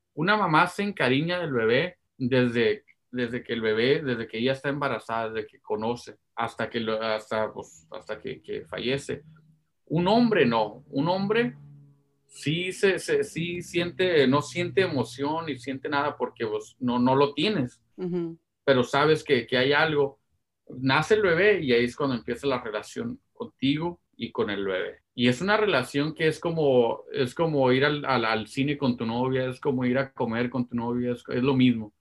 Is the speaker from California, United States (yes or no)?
yes; Los Angeles, California, United States; Pues, yo sí nací en Sur Centro